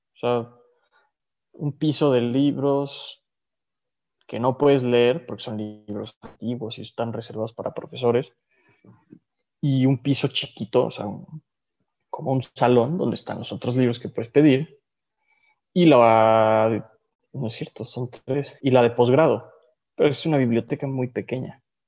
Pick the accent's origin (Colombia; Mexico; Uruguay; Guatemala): Mexico; also born or lived in Andalusia, Spain; vengo de México